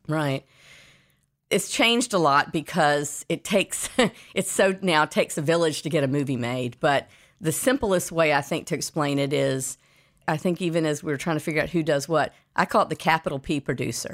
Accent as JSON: {"language": "English", "town": "Atlanta", "region": "Georgia", "country": "United States", "tie": "born or raised there", "said": "I was born in Atlanta, Georgia, and that's where I grew up."}